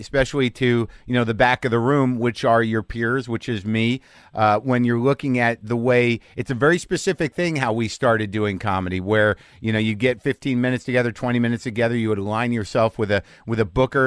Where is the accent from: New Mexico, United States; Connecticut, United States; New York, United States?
New Mexico, United States; Albuquerque; me growing up in Albuquerque